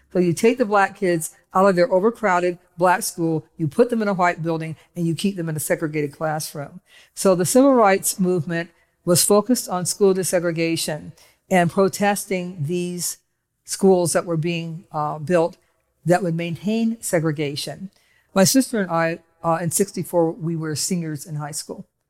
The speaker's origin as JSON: {"language": "English", "town": "Cleveland", "region": "Ohio", "country": "United States", "tie": "born or raised there", "said": "I was growing up in Cleveland, Ohio"}